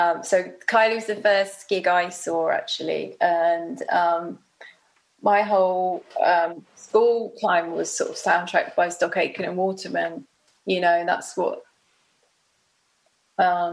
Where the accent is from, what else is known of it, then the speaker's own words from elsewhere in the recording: Bromley, London, United Kingdom; I grew up in Bromley, so it was very, you know, it's nice.